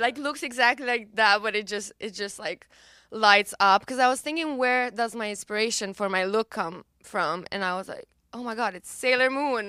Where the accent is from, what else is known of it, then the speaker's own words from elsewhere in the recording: Romania; accent: Romanian; English is a second language; But then my accent was a bit too Romanian at the time. I had diction lessons in the meantime, and then I started re-recording the song.